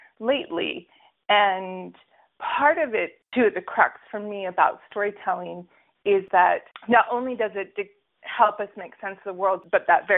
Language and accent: English; United States; also born or lived in Utah; now in Brooklyn, New York, United States; I was raised in Colorado and Alaska